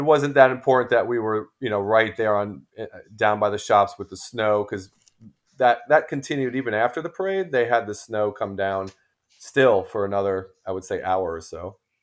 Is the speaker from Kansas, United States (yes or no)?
no; New Jersey, United States; moved away as an adult; now in Clearwater, United States; growing up in New Jersey